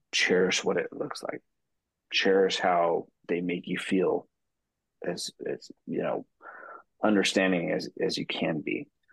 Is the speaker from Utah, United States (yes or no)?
yes; Utah, United States; now in San Diego, United States; I'm from San Diego, California, or originally from Utah, but now I live in San Diego